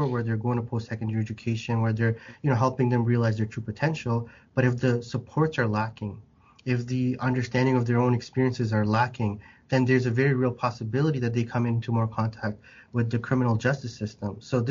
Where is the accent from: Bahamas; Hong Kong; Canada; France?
Canada; you wouldn't think of me as what you, when you see a Canadian, you know, just like, where are you really from? And then when I go to Bangladesh, the moment they hear me speak, they're like, where are you from?